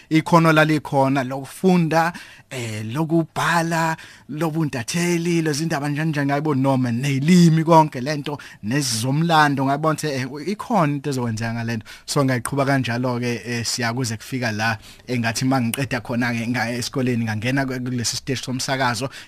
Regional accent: Umlazi, KwaZulu-Natal, South Africa; also born or lived in Johannesburg / Pretoria; now in Durban, South Africa; insizwa edabuka eMlazi ngwasemlazi eh ngazalelwa khona eMlazi ngakhulela khona eMlazi

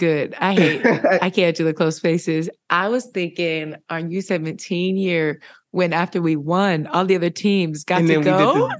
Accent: California, United States; I'm from California.

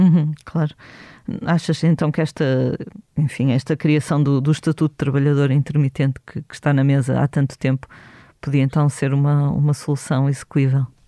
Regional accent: Vila Nova de Gaia, Norte, Portugal; now in Lisbon, Portugal; Eu sou de Gaia, quando vim viver para Lisboa

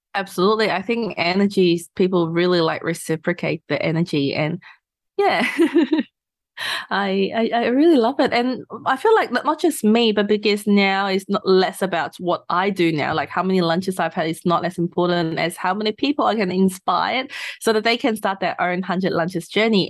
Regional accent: Hong Kong; moved away as an adult; now in Australia; I'm from Hong Kong, so I finished high school in Hong Kong and then came to Australia for uni.

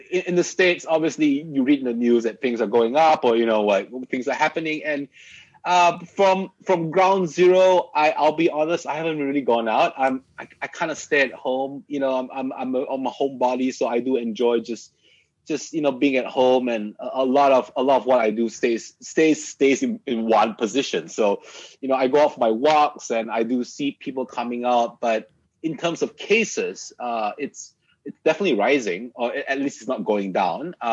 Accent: Malaysia; I obviously do being part Malaysian, right? Like I mean, my wholeheartedly, you know, I am still true and true Malaysian. I still like my mamak sessions

